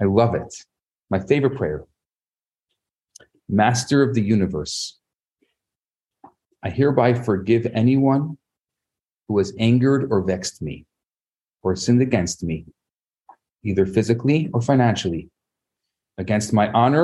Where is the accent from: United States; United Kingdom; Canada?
United States; Chicago, Illinois; born or raised there